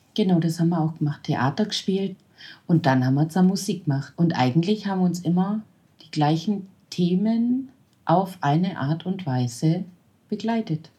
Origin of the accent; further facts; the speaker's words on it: Nördlingen, Bavaria, Germany; im Altenheim in Nördlingen, wo ich herkomme